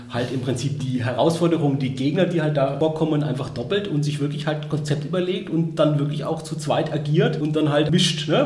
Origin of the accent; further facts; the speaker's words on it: Würzburg, Bavaria, Germany; wo ich herkomme aus Würzburg